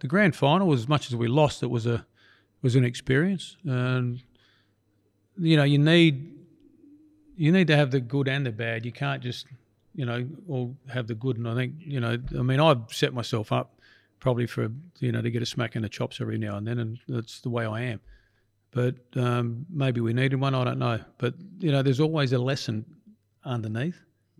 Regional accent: Adelaide, South Australia, Australia; it brought a tear to my eye because it was in Adelaide, my hometown, and it was a team that I'd started years before or been involved in.

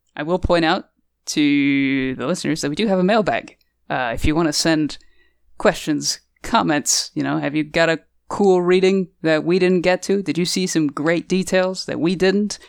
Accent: United States; we're clearly American

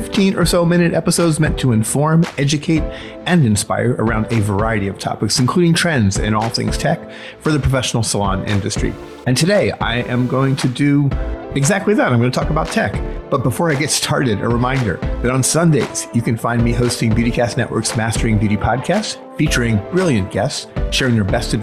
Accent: Chicago, Illinois, United States; here in my hometown of Chicago.

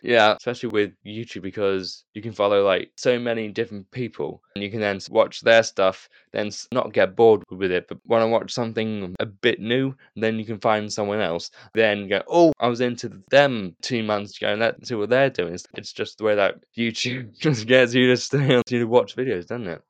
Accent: United Kingdom; as a Brit

